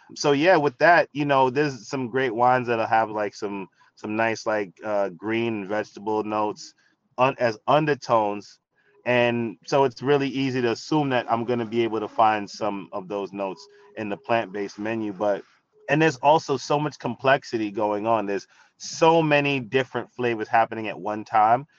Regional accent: New York City, New York, United States; I grew up in the Bronx, New York, surrounded by hip hop

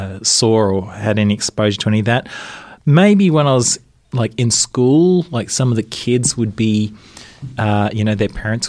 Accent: Canberra, Australian Capital Territory, Australia; moved away; I grew up in Canberra.

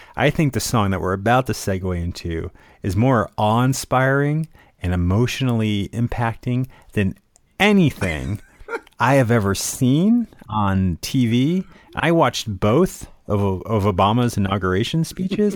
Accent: Connecticut, United States; I grew up in Connecticut.

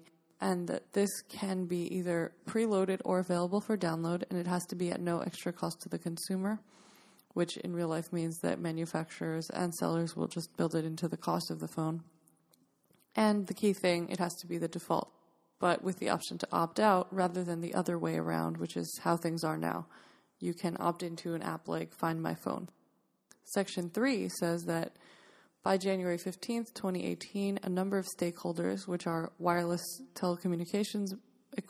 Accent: New York, United States; New York State, my home state

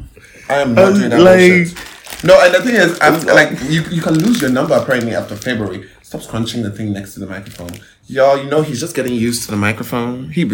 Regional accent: Ghana

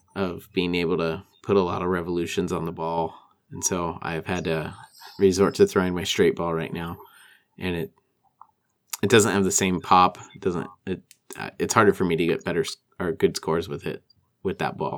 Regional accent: Walla Walla, Washington, United States; my hometown

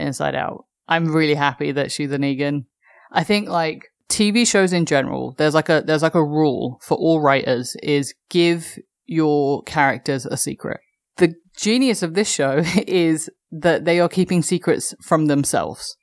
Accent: London, United Kingdom; as a Londoner

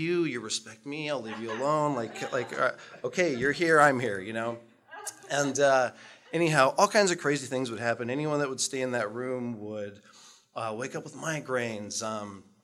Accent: Utqiagvik, Alaska, United States; moved away as an adult; growing up in Barrow, Alaska

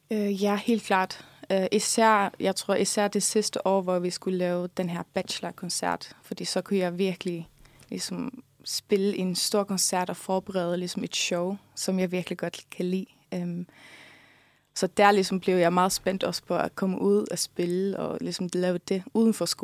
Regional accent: Faroe Islands; first language Faroese; Ja, altså, det gør jeg, fordi at det, det er mit modersmål, så det er ligesom det sprog, som kommer mig helt naturligt.

